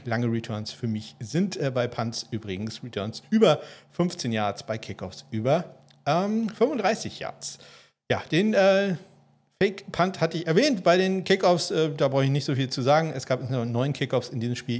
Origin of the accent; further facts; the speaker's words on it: about 20 km from Kiel, Schleswig-Holstein, Germany; now in Kiel, Germany; Ich wohne ja in Kiel und bin so 20 Kilometer von Kiel entfernt zur Schule gegangen